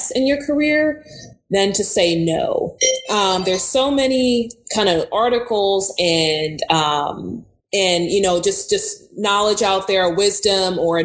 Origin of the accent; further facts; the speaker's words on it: New York City, New York, United States; moved away; also born or lived in Houston, Texas / Baton Rouge, Louisiana; I'm a girl from Brooklyn, New York.